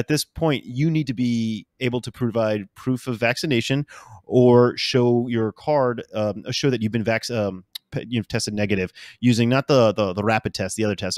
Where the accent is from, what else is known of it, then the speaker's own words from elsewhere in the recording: New Orleans, Louisiana, United States; I am living currently in New Orleans. I'm from New Orleans.